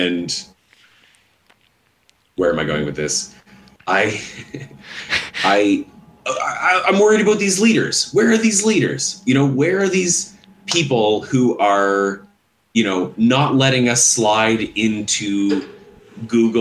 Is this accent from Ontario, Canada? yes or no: no; Saskatchewan, Canada; I'm from Saskatchewan